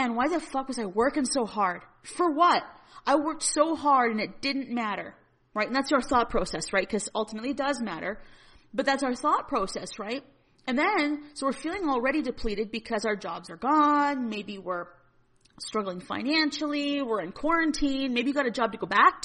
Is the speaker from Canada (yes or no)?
yes; Northern Alberta, Canada; I'm from Northern Alberta and we're heavily reliant in Alberta on our industries